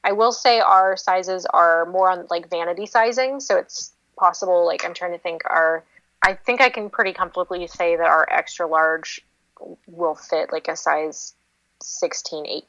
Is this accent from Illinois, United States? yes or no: no; Seattle, Washington, United States; moved away; I'm from Seattle originally